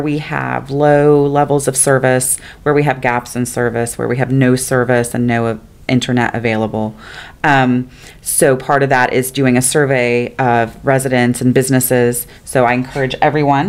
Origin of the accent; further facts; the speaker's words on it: Fellsmere, Florida, United States; I'm from Fellsmere, so Vero Beach and Sebastian are the big city to me